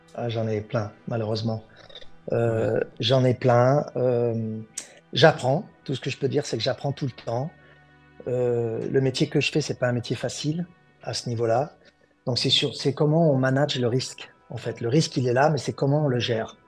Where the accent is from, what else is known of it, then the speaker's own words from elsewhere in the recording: France; moved away as an adult; now in Los Angeles, United States; je suis français. Là, j'habite aux États-Unis, ça fait 20 ans